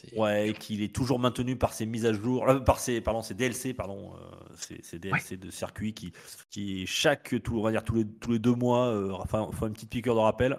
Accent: France; chez nous en France

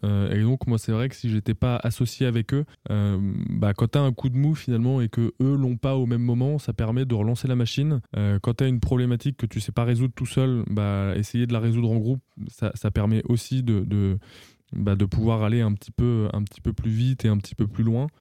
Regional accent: Auvergne-Rhône-Alpes, France; moved away as an adult; also born or lived in Paris; je suis originaire d'Auvergne

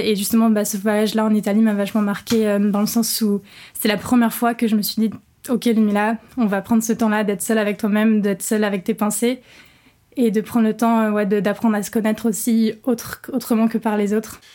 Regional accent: Rouen, Normandy, France; also born or lived in England; now in Paris, France; je suis originaire de Rouen en Normandie

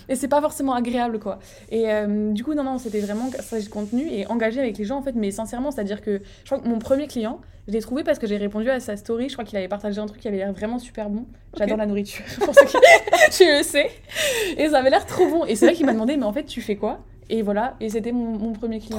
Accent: Strasbourg, Grand Est, France; je vis à Strasbourg, donc j'ai grandi à Strasbourg

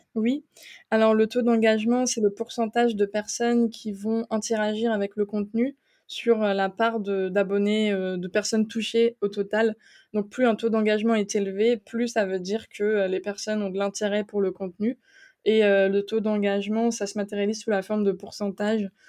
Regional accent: eastern France, France; moved away as an adult; also born or lived in Strasbourg; now in Luxembourg; je suis originaire de l'Est de la France

